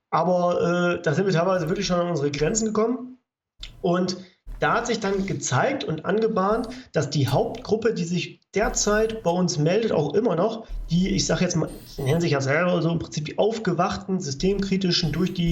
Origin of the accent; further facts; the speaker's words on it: Saxony, Germany; ich komme ja jetzt hier aus Sachsen.